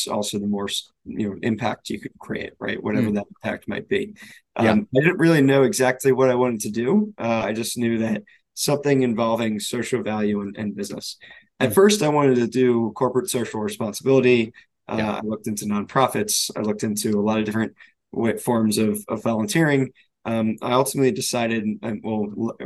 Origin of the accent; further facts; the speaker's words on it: Pikesville, Maryland, United States; I grew up in Baltimore, just outside of Baltimore in a suburb called Pikesville